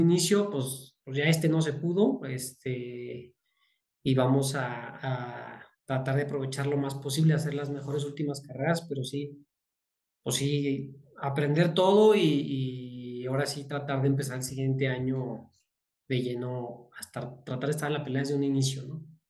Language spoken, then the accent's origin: Spanish; Zacatecas, Mexico; also born or lived in Guadalajara; yo soy de Zacatecas